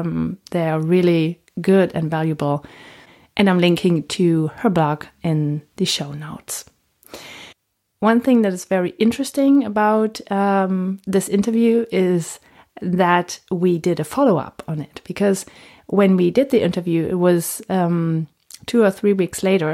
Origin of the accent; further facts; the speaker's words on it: Germany; English is a second language; also born or lived in United States; we're both German, so a little German accents.